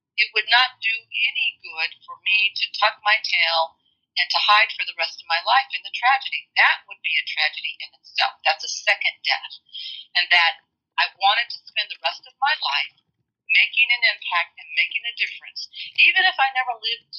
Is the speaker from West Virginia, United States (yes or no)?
no; Illinois, United States; now in Georgia, United States; I grew up in Illinois